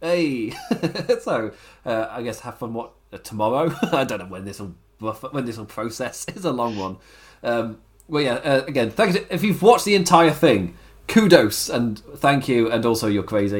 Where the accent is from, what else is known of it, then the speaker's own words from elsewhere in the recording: England, United Kingdom; I'm English.